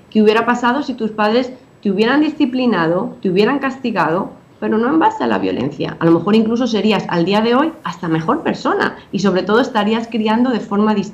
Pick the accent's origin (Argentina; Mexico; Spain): Spain; now in Dominican Republic; obviamente ahora estoy en Dominicana, estoy casada con un dominicano, tengo hijos dominicanos, pero me crié en España